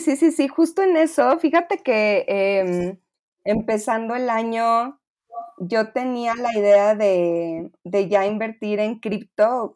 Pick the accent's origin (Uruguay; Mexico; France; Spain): Mexico; Monterrey, Nuevo León; now in Mexico City, Mexico; yo también soy foránea, soy de Monterrey